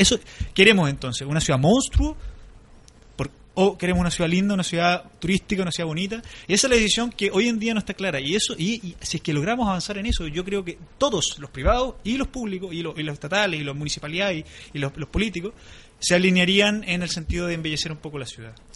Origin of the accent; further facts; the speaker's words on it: Osorno, Los Lagos, Chile; moved away as an adult; now in Valparaíso, Chile; yo soy de Osorno